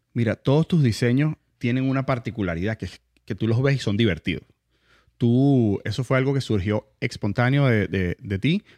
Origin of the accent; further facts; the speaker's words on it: Venezuela; nosotros los venezolanos